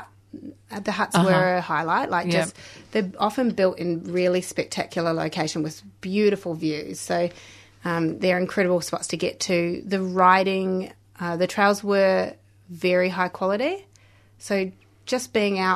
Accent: New Zealand; moved away as an adult; now in Victoria, Australia; So I'm a New Zealander. I've been in Victoria for 10 years now

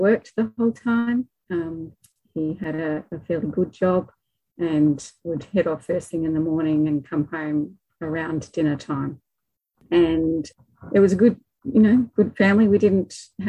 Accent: Melbourne, Victoria, Australia; I grew up in Melbourne, Victoria, and just in the leafy suburbs out in the northeastern

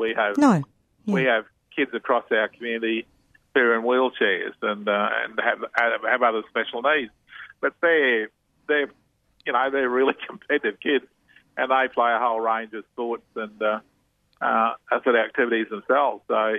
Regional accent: Australia; we've had people from right across Europe have come into Australia. I grew up around Italian kids and Greek kids.

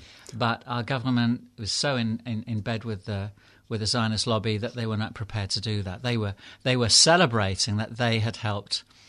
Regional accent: United Kingdom; You know, I'm British, I'm white.

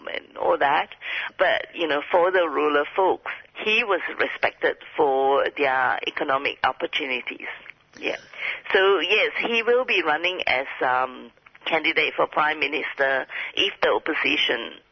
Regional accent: Kuantan, Pahang, Malaysia; a industrial park in Malaysia near Kuantan, happens to be my hometown

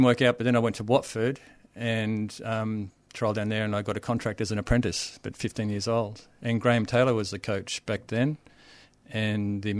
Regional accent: Townsville, Queensland, Australia; I grew up in Queensland, so born in Townsville, played all my junior soccer in Queensland, up in Queensland. My first club was in Bundaberg.

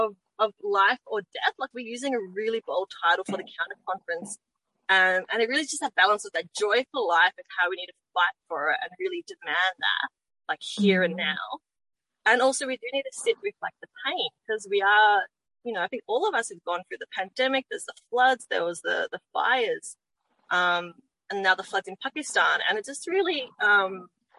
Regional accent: Melbourne, Victoria, Australia; I grew up in Melbourne, so my life has been cushy as anything.

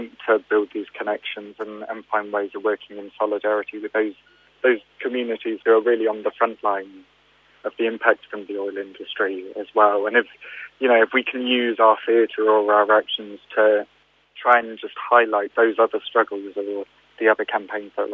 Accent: United Kingdom; we're British people

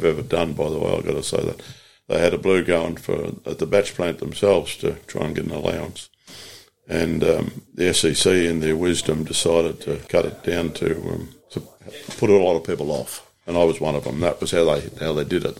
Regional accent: Gippsland, Victoria, Australia; moved away; also born or lived in Melbourne; I moved back to Latrobe Valley. I was born in Gippsland.

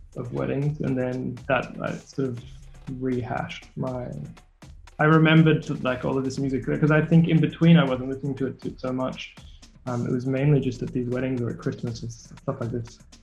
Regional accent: Sydney, New South Wales, Australia; I'm from Sydney, Australia

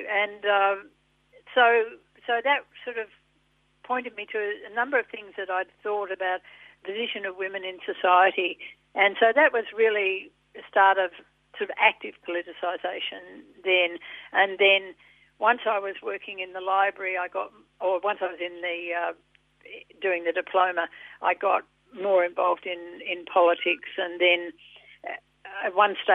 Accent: Sydney, New South Wales, Australia; born there; Oh yeah, yeah, I was born in Sydney.

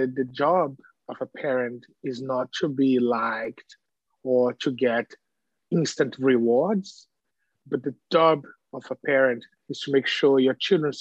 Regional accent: Brazil; moved away as an adult; now in Australia; I was born in Brazil and I'm an Afro-Brazilian living in the diaspora of the diaspora.

